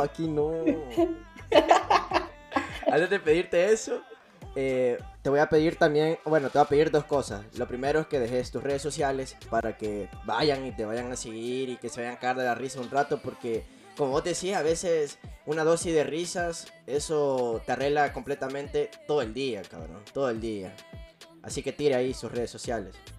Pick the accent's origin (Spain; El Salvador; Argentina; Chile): El Salvador